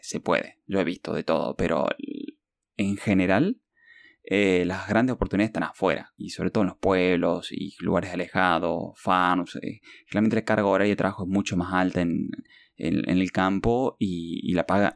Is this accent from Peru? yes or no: yes; Lima, Peru; moved away; cuando nos criamos ahí por, por Lima